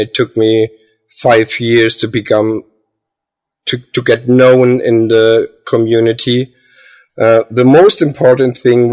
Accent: Heilbronn, Baden-Württemberg, Germany; I'm from Heilbronn, Germany

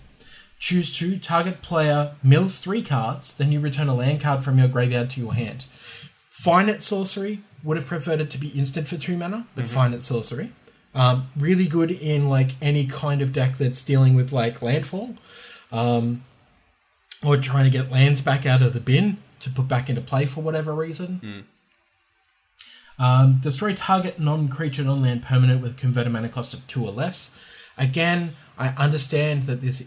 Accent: Australia; we're Australian

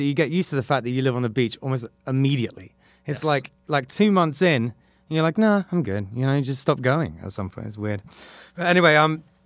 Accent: England, United Kingdom; moved away as an adult; now in Florida, United States

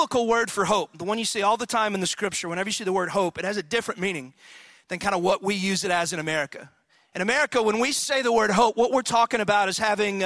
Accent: Athens, Texas, United States; in high school, I was from Athens, Texas, which is a little backwoods town in East Texas

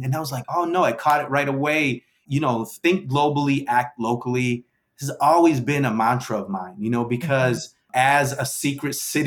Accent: New Bedford, Massachusetts, United States; I was from New Bedford and not New York

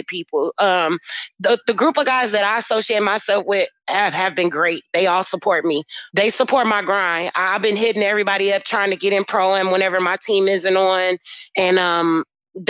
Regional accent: United States; accent: African American; my accent is strong, so they know that I'm African American

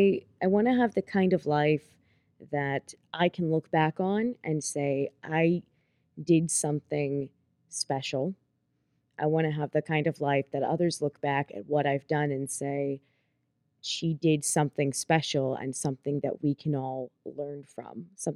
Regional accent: Pittsburgh, Pennsylvania, United States; So I was born and raised in Pittsburgh, PA. I pretty much spent my entire life in one little township called Castle Shannon with my family.

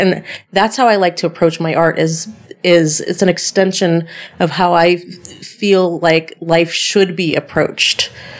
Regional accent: Sacramento, California, United States; born there; my biological mother were both in the Air Force. So my older sister was born in Denver, Colorado, and I was born in Sacramento, California, on Air Force bases.

